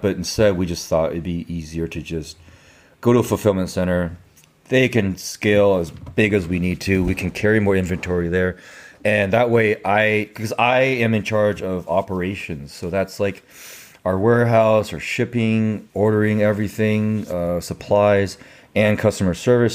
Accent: San Diego, California, United States; also born or lived in Taiwan / Louisiana, United States; I was born in Taiwan, and I moved to San Diego, California when I was five

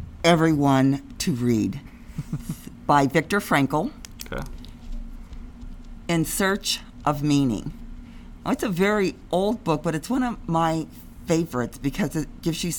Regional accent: Ohio, United States; I came all the way from Ohio to go to this paradise.

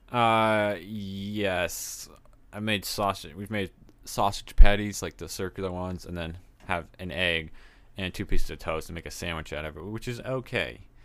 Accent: Texas, United States; I'm from Texas

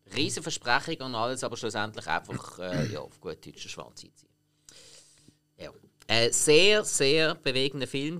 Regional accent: Switzerland; bei uns in der Schweiz

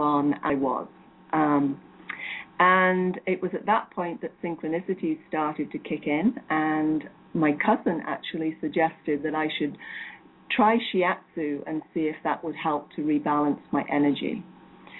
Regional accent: England, United Kingdom; moved away as an adult; now in United States; I grew up in England, but have been in the US for 18 years now.

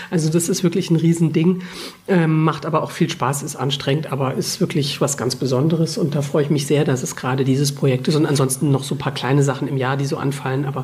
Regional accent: Karlsruhe, Baden-Württemberg, Germany; now in Munich, Germany; Aber inzwischen bin ich eine überzeugte Münchnerin. Ich stamme aber ursprünglich aus Karlsruhe, also weiter im Westen.

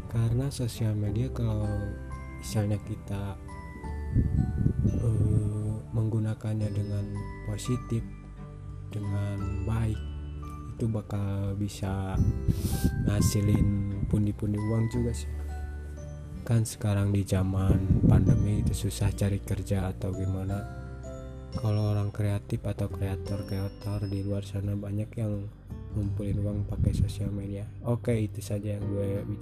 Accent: Majalengka, West Java, Indonesia; asal gue dari Majalengka, e, eh, Majalah eh, e, Jawa Barat ya, ya sebelah sama Bandung gitu.

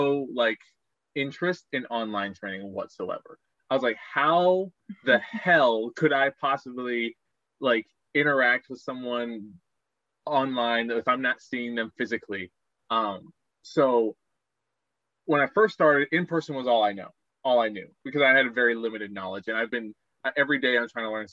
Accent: Aurora, Colorado, United States; moved away as an adult; I grew up in Aurora, Colorado

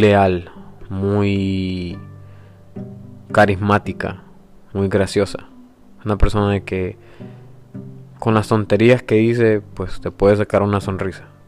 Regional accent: San Miguel, El Salvador; soy salvadoreño, nací en San Miguel

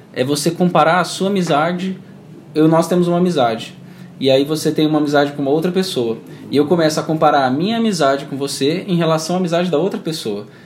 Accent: Campo Grande, Mato Grosso do Sul, Brazil; moved away as an adult; now in Campinas, Brazil; Eu sou daqui de Campo Grande, e mas eu, mas eu não moro aqui atualmente, eu tô morando em Campinas, São Paulo

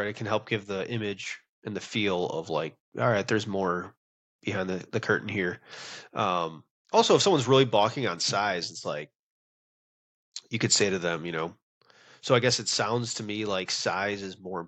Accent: Wisconsin, United States; now in Texas, United States; I'm from Wisconsin.

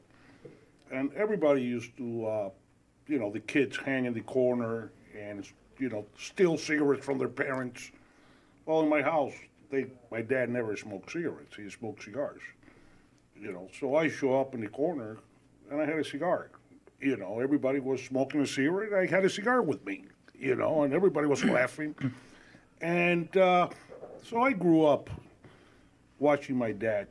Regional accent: Cuba; also born or lived in Spain / Venezuela / Elmhurst, United States; now in United States; I was born and raised in Cuba. We left Cuba in 1970. Went to Spain.

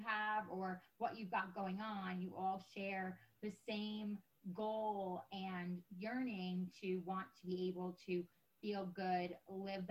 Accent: New York, United States; moved away as an adult; now in California, United States; I'm originally from New York. My husband and I moved out to California over a decade ago

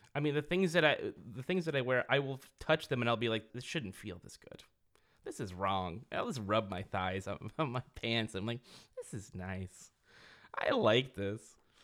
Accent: Merced, California, United States; I grew up in Merced, which is a small town in Central California

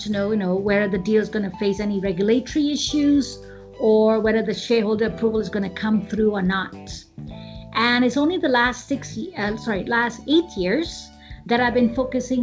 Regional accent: Hong Kong; moved away as an adult; now in India; I was born and brought up in Hong Kong, and majority of my schooling has taken place

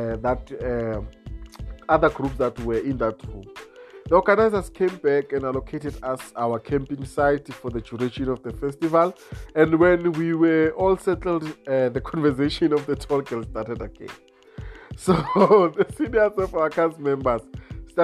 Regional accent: Mpumalanga, South Africa; originally I'm from Mpumalanga

